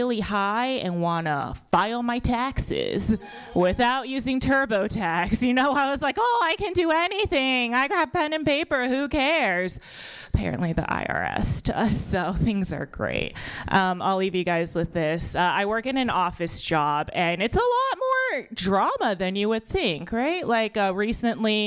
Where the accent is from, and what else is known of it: United States; born or raised there